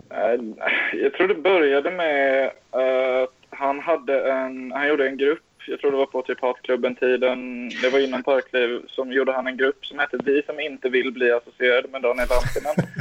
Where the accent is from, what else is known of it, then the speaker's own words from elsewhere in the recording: Kalmar, Kalmar County, Sweden; jag bor i Kalmar, uppväxt här. Småland.